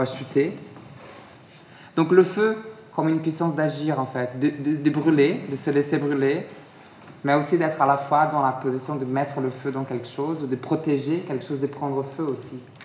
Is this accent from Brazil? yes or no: yes; Brazil; now in France; je suis très attaché au pays où je suis né, mon pays d'origine, le Brésil